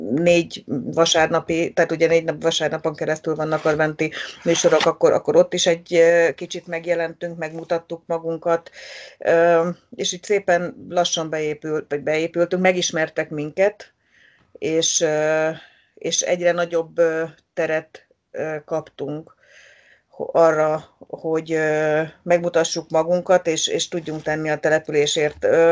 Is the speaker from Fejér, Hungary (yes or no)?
yes; Magyaralmás, Fejér, Hungary; ott születtem, ott nőttem fel